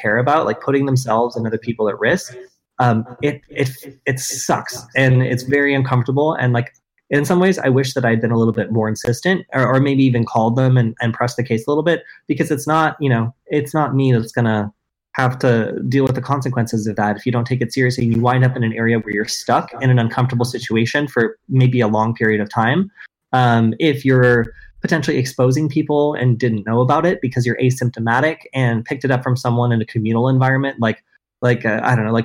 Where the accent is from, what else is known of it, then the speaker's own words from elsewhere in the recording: Southern Oregon, United States; now in Los Angeles, United States; I'm from Southern Oregon